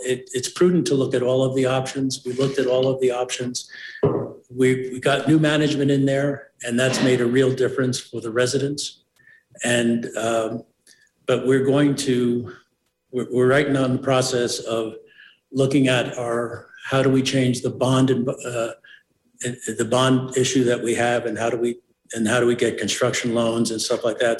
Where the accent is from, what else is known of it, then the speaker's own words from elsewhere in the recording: New York City, New York, United States; now in Mountain Village, United States; I was born and raised in the South Bronx